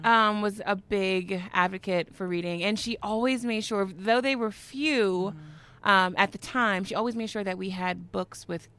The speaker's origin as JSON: {"language": "English", "town": "New York City", "region": "New York", "country": "United States", "tie": "born or raised there", "said": "I grew up in the Bronx, so it was maybe 12, 14 blocks away from where I was living in the projects."}